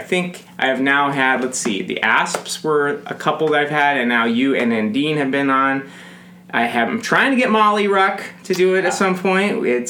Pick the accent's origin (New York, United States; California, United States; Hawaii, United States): California, United States; moved away as an adult; now in Minnesota, United States; We're both from California.